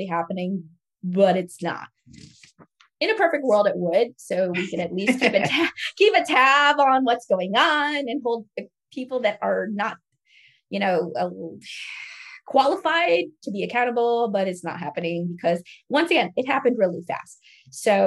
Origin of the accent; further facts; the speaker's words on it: Florida, United States; I'm from Florida